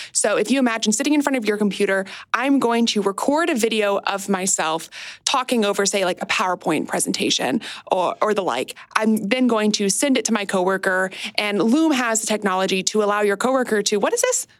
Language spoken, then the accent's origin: English; United States; across my 30 years of being an American